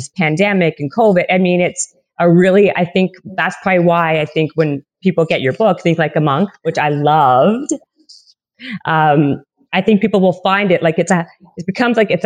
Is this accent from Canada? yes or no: yes; Canada; I'm Canadian.